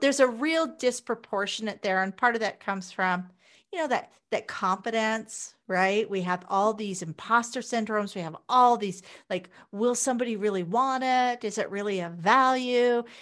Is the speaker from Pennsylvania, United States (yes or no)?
no; Wichita, Kansas, United States; moved away as an adult; also born or lived in Las Vegas, Nevada; now in Canada; I'm originally from Wichita, Kansas.